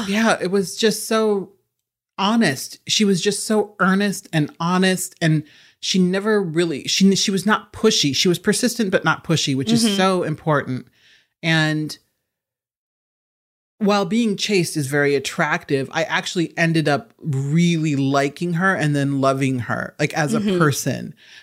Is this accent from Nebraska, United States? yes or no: yes; Nebraska, United States; and I'm from Nebraska, so I'm not denigrating these places. Mm-hmm. I'm from the Midwest.